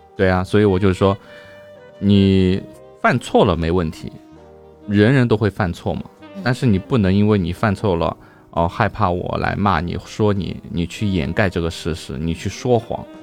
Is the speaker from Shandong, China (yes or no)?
no; Shanghai, China; 下三化四是我们上海话